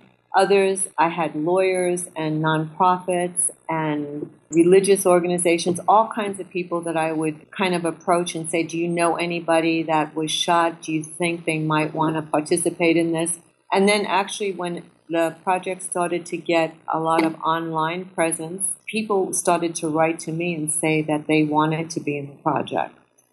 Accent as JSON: {"language": "English", "town": "New York City", "region": "New York", "country": "United States", "tie": "born or raised there", "said": "Me, myself, I was born in Brooklyn, I grew up in New York City, lived here my whole life."}